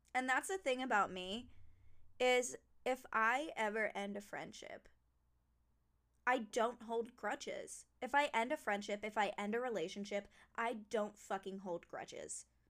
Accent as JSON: {"language": "English", "region": "New Jersey", "country": "United States", "tie": "born or raised there", "said": "I was born in New Jersey"}